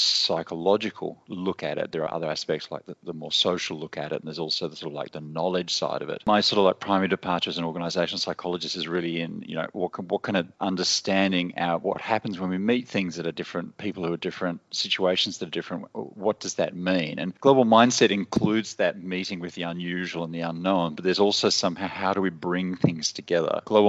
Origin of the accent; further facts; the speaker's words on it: Australia; moved away as an adult; Well, originally, I'm Australian and I spent most of my adult life living in, other countries.